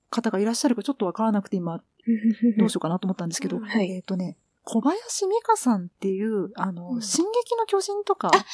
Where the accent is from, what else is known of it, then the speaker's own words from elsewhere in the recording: Kanto, Japan; うちの親が山梨と広島で、私は関東出身